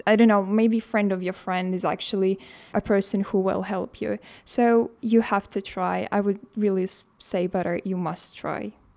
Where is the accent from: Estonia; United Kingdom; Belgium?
Estonia; from Estonia